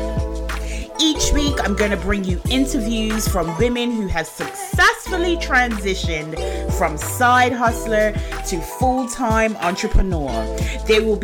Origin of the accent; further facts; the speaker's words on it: Bermuda; we're both from Bermuda